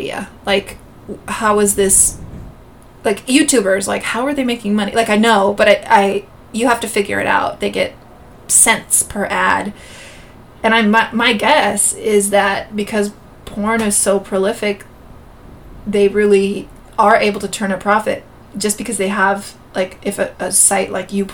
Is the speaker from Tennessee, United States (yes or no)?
no; Gilroy, California, United States; Growing up in Gilroy, California, it's a bedroom community